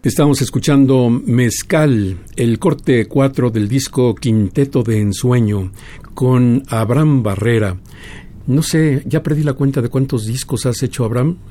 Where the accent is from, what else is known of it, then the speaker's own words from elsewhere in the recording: Mexico; lo que somos los mexicanos